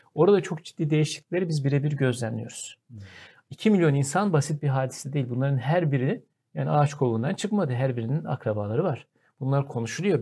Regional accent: Kırıkkale, Turkey; ben de Kırıkkale'liyim yani Anadolu'nun ortasından bir insanım.

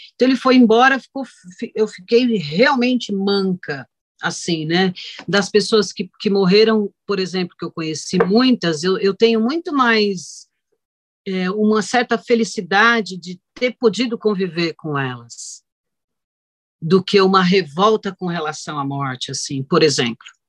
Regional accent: Brazil

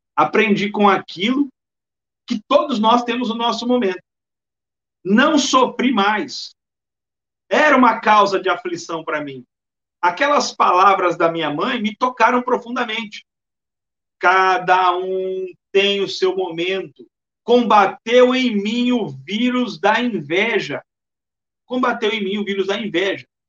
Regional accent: Bauru, São Paulo, Brazil; also born or lived in Maranhão; now in Salvador, Brazil; eu sou de Bauru, interior do estado de São Paulo

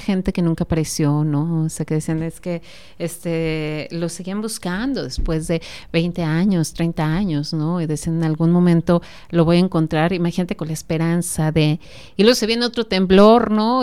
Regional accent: Celaya, Guanajuato, Mexico; los celayenses

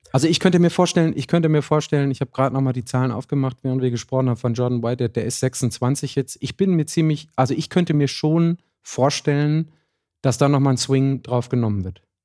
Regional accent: Ruhr area, North Rhine-Westphalia, Germany; bei uns im Ruhrgebiet

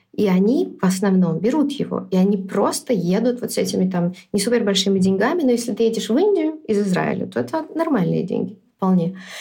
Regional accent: Minsk, Belarus; also born or lived in New York; я родилась в Минске, всю жизнь жила в Минске

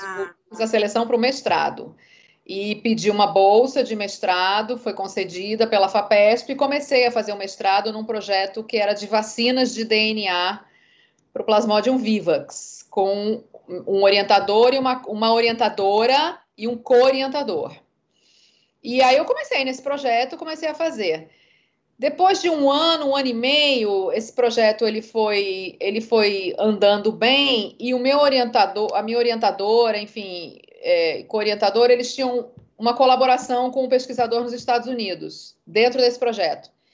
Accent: Rio de Janeiro, Brazil; moved away as an adult; also born or lived in São Paulo / England; now in Salvador, Brazil; sou nascida em São Paulo, criada no Rio de Janeiro, moradora da Bahia já tem 23 anos.

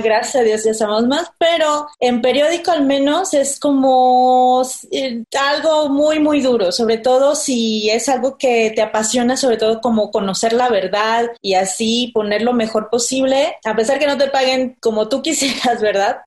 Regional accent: Villahermosa, Tabasco, Mexico; moved away as an adult; now in Mexico City, Mexico; soy de Villahermosa, Tabasco, vengo aquí viviendo desde hace siete años

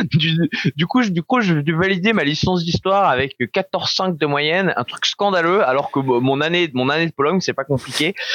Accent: Dunkirk, Hauts-de-France, France; J'ai grandi à Dunkerque avec les parents

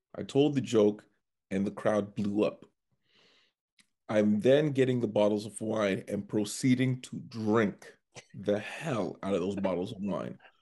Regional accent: Scarborough, Ontario, Canada; moved away as an adult; now in Edmonton, Canada; I'm actually from Scarborough, Ontario

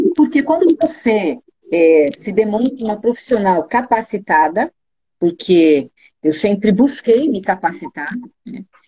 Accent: São Paulo, Brazil; moved away as an adult; now in Curitiba, Brazil; Eu sou de São Paulo, não sei se vocês sabem, eu nasci em São Paulo e vim pra Curitiba já com vinte anos

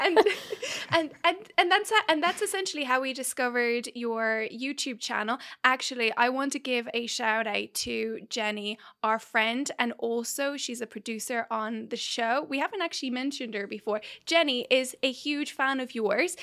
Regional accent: Dublin, Leinster, Ireland; moved away; also born or lived in Mexico City / New York / London; I, I was born in Mexico City. I then was raised in, in Dublin

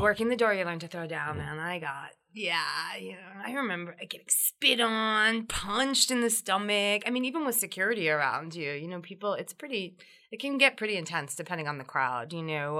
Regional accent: New Jersey, United States; now in New York, United States; I, am a Jersey girl

